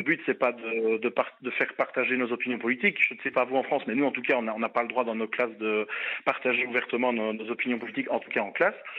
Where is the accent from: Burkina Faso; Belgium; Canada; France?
Belgium; chez nous en Belgique